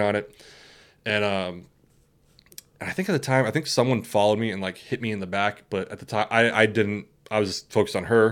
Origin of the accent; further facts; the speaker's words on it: West Coast, United States; we grew up on the West Coast